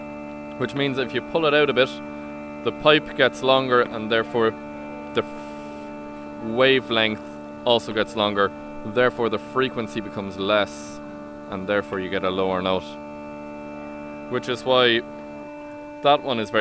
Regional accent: Berlin, Germany; born there; I'm German on my mother's side. I was born in Berlin, for the lovely listeners who didn't know this before. That's where I was born.

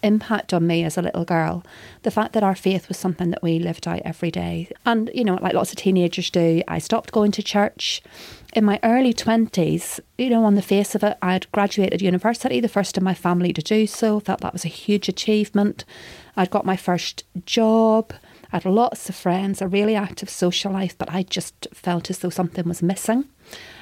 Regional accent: Northern Ireland, United Kingdom; I grew up in Northern Ireland. I was born in the 1970s, just outside Belfast

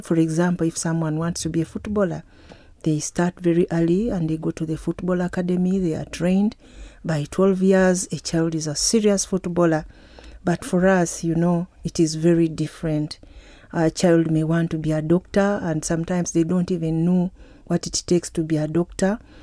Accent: Uganda; from Uganda.

